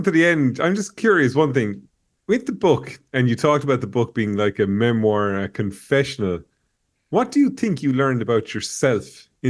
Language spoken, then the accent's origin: English; Ireland; I'm an Irish person.